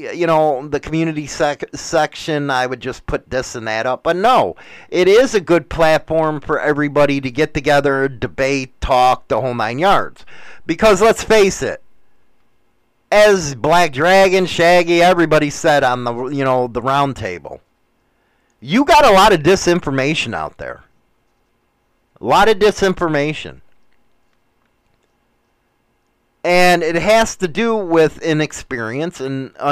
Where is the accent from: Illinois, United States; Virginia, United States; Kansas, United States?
Illinois, United States; Chicago; moved away; I don't even feel like I'm from Chicago anymore.